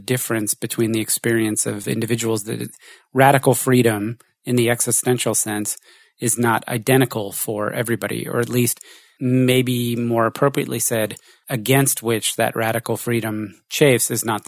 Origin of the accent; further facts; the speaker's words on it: United States; You're French, I'm American, born in the war, you're female, you're male, whatever.